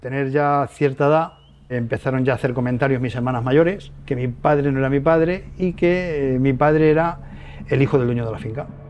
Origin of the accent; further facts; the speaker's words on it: Caleruela, Castilla-La Mancha, Spain; moved away; fui a mi pueblo, a Caleruela